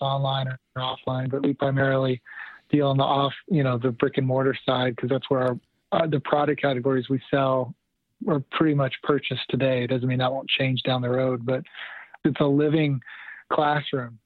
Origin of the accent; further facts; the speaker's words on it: rural Texas, United States; I grew up in Texas in a um, entrepreneur family business